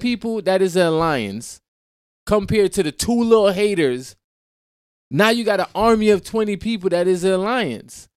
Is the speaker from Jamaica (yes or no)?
yes; Jamaica; I'm Jamaican. I grew up in a Caribbean, you know what I'm saying, environment